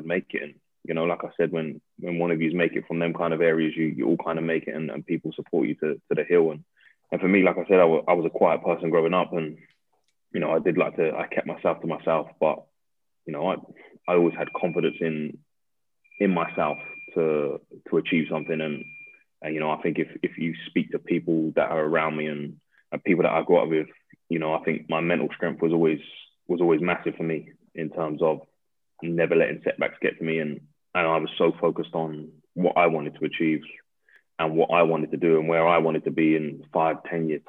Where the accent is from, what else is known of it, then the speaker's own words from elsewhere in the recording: Coventry, West Midlands, United Kingdom; moved away as an adult; also born or lived in Battersea, London; now in Surrey, United Kingdom; I'm from Coventry, yeah. So I grew up in Coventry.